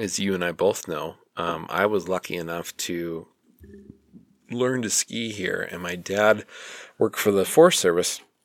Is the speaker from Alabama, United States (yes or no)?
no; St. Paul, Minnesota, United States; now in Utah, United States; I was born in St. Paul, Minnesota